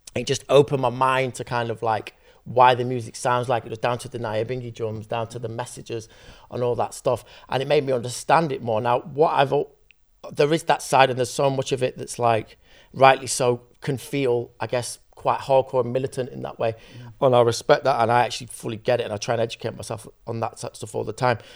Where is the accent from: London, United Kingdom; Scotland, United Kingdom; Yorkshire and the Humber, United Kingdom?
Yorkshire and the Humber, United Kingdom; Sheffield; I'm from Sheffield